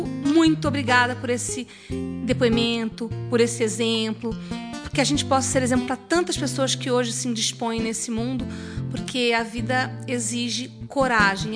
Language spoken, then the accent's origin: Portuguese; Goiânia, Goiás, Brazil; Eu sou de Goiânia